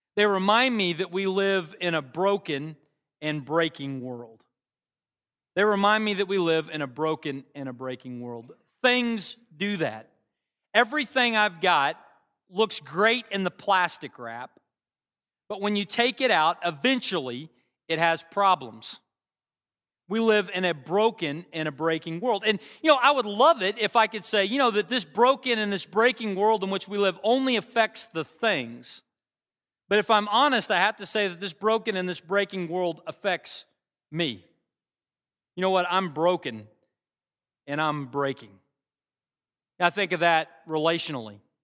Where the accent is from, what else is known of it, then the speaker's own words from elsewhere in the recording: Bartlesville, Oklahoma, United States; now in Norman, United States; my hometown back in Bartlesville